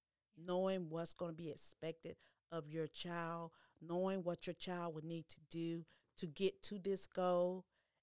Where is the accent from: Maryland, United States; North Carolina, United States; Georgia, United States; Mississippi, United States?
North Carolina, United States; Aurora; born or raised there